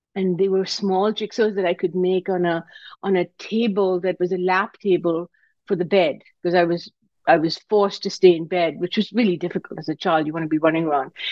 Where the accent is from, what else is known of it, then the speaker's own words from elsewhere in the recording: Karachi, Sindh, Pakistan; now in United States; I grew up in Karachi, Pakistan